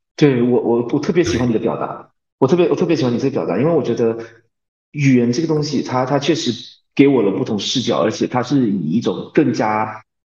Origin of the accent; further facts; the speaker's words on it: Malaysia; moved away as an adult; now in South Korea; 因为我打小就在马来西亚那边说，学习。然后到高中的时候也是有在不停地学，就是我们那边的教育是这样